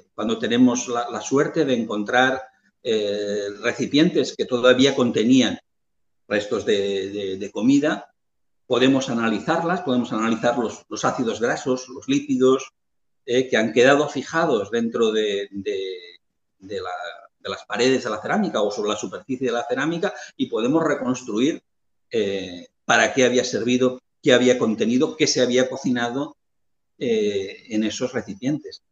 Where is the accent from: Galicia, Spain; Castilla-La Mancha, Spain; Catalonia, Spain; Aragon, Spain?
Catalonia, Spain; Lleida; cerca de, de Lleida, que es de donde yo soy